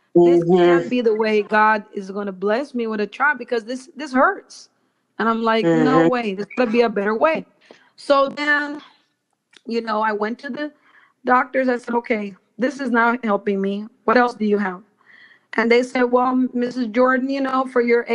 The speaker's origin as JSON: {"language": "English", "country": "Belize", "tie": "born or raised there", "said": "I was born in Belize"}